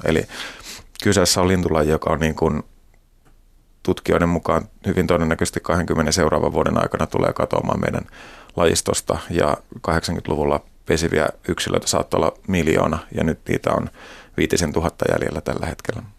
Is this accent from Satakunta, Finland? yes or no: no; Hämeenlinna, Kanta-Häme, Finland; mä oon Hämeenlinnasta ja siellä sitten fillaroin kavereiden kanssa ja kiikaroin maisemaa